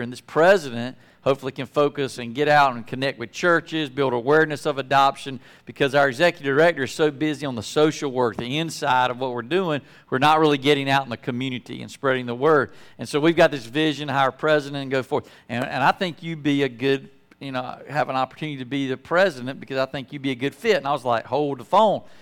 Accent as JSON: {"language": "English", "town": "Apex", "region": "North Carolina", "country": "United States", "tie": "born or raised there", "moved": "as an adult", "said": "growing up in Apex"}